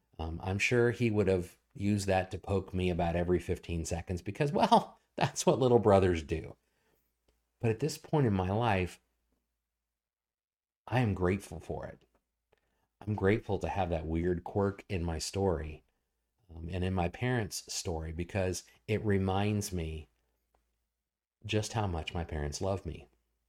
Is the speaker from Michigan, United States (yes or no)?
no; Portsmouth, Virginia, United States; born there; I was born in Norfolk, Virginia, or at the Naval Hospital that I think I'm technically Portsmouth, Virginia.